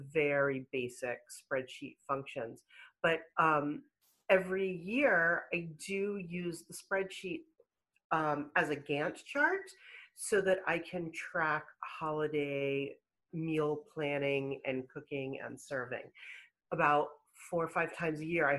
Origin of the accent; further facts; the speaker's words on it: Pittsburgh, Pennsylvania, United States; now in Weston, United States; I grew up in Pittsburgh, Pennsylvania